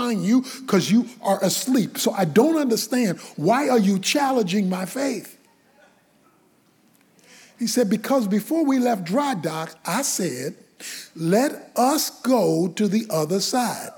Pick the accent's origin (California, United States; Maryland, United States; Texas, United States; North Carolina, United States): Maryland, United States; Baltimore; When I was a boy growing up in Baltimore, in urban Baltimore